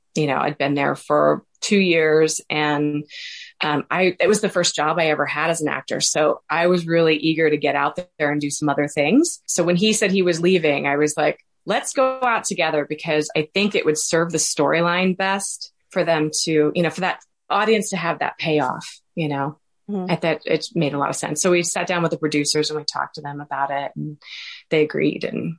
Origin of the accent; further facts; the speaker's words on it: Washington, Missouri, United States; He was from my hometown. And so I was from a really small town in Washington, Missouri. So that was kind of a big deal.